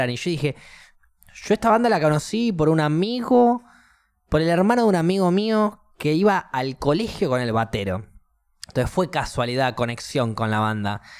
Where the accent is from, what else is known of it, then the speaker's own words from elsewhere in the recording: Neuquén, Argentina; nosotros que somos de Neuquén, que nosotros que somos de la tierra natal de …, no podemos disfrutar de este. de, esta música en nuestra fiesta de pueblo. En nuestra fiesta de ciudad.